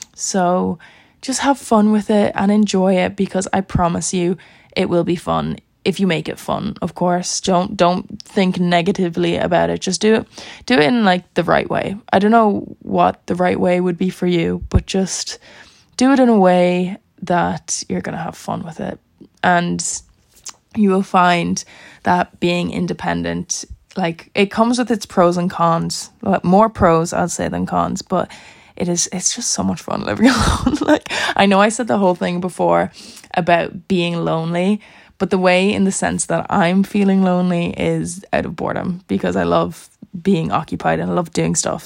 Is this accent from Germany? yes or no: no; Ireland; now in Dublin, Ireland; I wasn't going to stay in my house in my hometown by myself. Like that's a like there's six people in my family. Six people lived in that house, so I'm not going to live there by myself obviously and com- commute an hour, maybe an hour and a half with traffic to Dublin to go to college